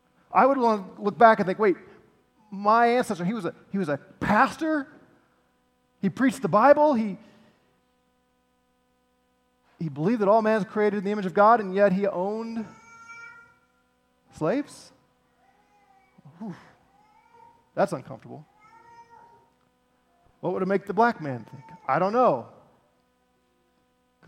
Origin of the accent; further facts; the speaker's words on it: St. Louis, Missouri, United States; I'm from Missouri, St. Louis